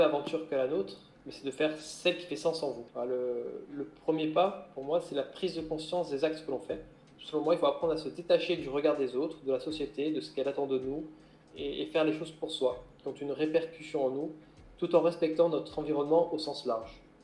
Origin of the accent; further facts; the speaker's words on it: Corsica, France; moved away as an adult; also born or lived in French Guiana; moi j'ai grandi en Corse avant de partir à l'âge de 19 ans sur le continent pour travailler en tant que marin, puis gendarme maritime